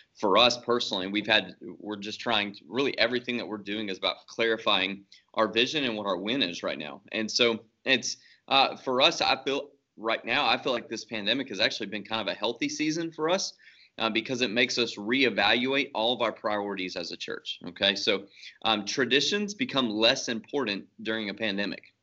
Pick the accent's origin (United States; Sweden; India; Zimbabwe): United States; Shreveport, Louisiana; moved away as an adult; now in The Woodlands, United States; I'm originally from Shreveport, Bossier City, Louisiana, so uh, North Louisiana. So I'm a fake Cajun. uh, grew up there